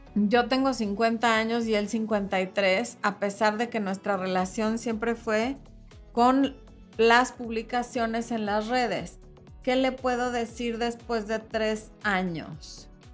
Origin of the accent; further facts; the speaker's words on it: Mexico City, Mexico; la gente tiene un acento diferente al que tengo yo, que soy de la Ciudad de México